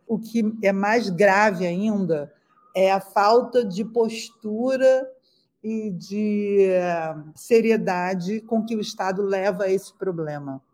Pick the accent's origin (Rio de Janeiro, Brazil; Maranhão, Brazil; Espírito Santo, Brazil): Rio de Janeiro, Brazil; Eu cresci na Nova Holanda, que é uma das 16 favelas da Maré